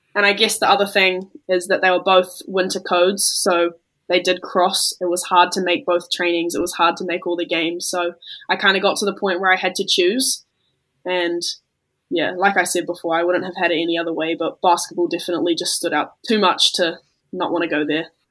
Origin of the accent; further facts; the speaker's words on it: New Zealand; being a Kiwi